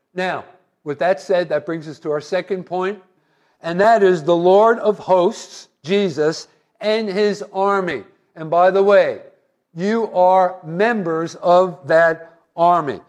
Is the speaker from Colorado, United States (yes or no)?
no; New Jersey, United States; I was from New Jersey